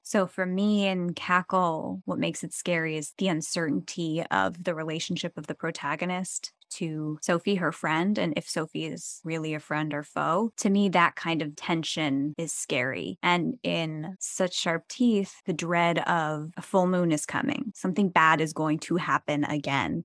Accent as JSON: {"language": "English", "region": "New Jersey", "country": "United States", "tie": "born or raised there", "also_born_or_lived": "New York City", "moved": "yes", "said": "it's very Jersey, and that's where my hometown is"}